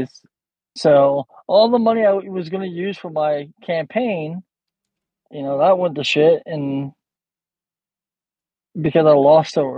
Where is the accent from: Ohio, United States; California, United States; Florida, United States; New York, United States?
Ohio, United States; moved away as an adult; also born or lived in Los Angeles / Dallas-Fort Worth; now in Dallas, United States; I was born in Ohio, and then I moved out to LA when I was 18